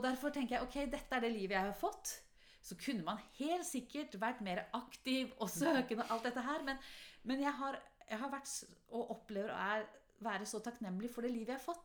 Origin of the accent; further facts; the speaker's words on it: Halden, Østfold, Norway; also born or lived in Ålgård; now in Oslo, Norway; vokste jeg opp i Halden